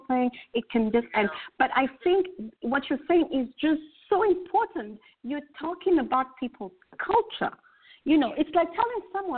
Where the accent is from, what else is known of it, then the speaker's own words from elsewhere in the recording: Kenya; I'm original. I'm from Kenya myself.